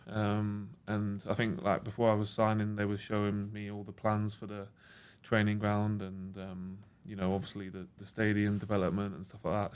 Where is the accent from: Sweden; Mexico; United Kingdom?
United Kingdom; England; I grew up in England, was born here and everything like